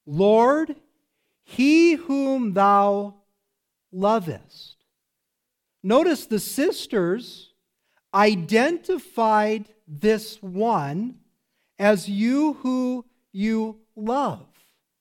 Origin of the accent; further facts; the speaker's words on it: South Africa; Where are you from? I'm from South Africa. That's where I live.